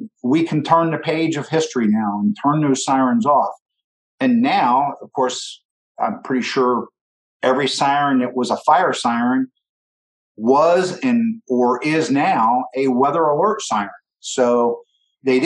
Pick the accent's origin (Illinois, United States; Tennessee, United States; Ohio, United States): Ohio, United States; Southern; I'm from Southern Ohio